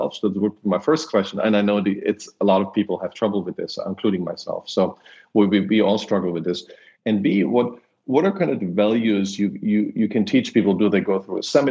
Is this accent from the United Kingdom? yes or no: no; Germany; moved away; I grew up in Germany